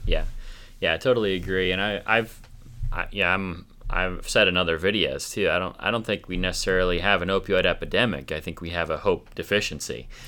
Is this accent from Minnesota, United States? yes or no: yes; Minnesota, United States; also born or lived in Greensburg, Pennsylvania; now in Armstrong County, Pennsylvania, United States; I'm originally from Minnesota, but moved here from Greensburg.